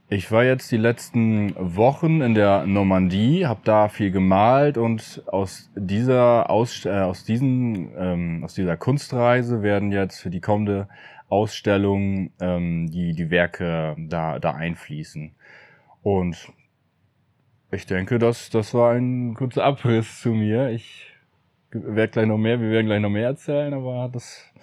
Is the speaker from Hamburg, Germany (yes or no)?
no; Appeldorn, Lower Saxony, Germany; Ja, ich wohne oder ich komme aus, aus Appeldorn beim Meppen.